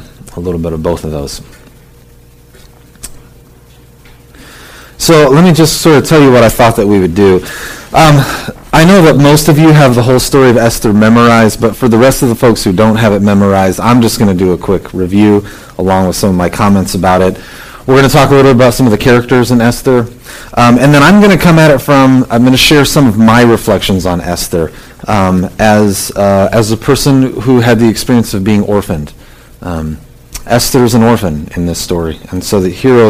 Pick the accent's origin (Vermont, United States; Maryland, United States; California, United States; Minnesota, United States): California, United States; Southern; I grew up in Southern California.